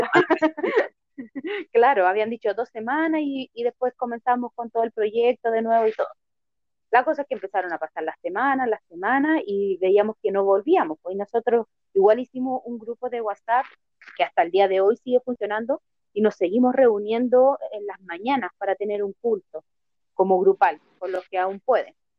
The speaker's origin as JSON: {"language": "Spanish", "town": "Santiago", "region": "Santiago Metropolitan Region", "country": "Chile", "said": "yo soy de Santiago de Chile"}